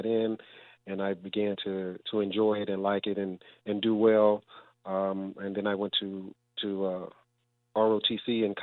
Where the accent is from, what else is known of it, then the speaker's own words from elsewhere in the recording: Louisiana, United States; moved away as an adult; now in Miami, United States; Where I grew up in Louisiana was a small town